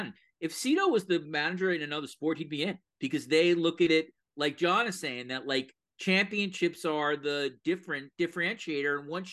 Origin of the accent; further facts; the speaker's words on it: New York, United States; I'm a New Yorker.